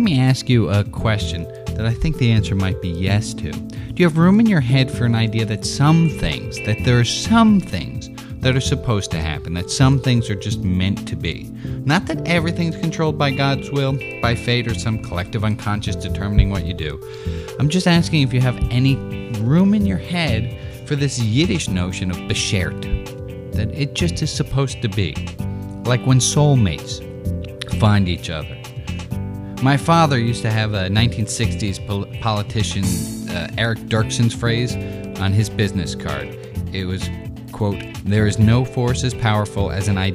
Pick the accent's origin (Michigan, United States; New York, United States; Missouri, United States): New York, United States; New York City; growing up in New York City, rational Upper West Sider